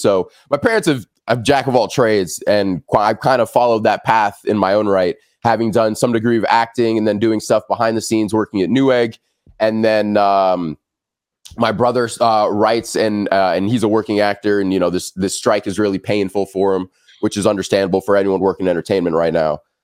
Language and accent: English; Los Angeles, California, United States; I'm born and raised in Los Angeles.